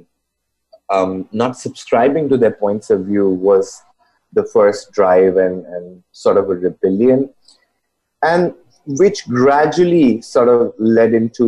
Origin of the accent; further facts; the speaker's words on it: India; I grew up in India